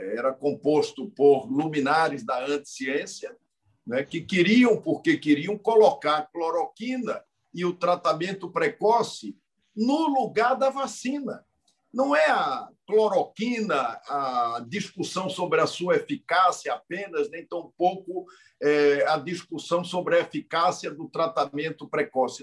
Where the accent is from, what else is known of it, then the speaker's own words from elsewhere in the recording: a state in the Northeast, Northeast Region, Brazil; Eu sou de um estado do Nordeste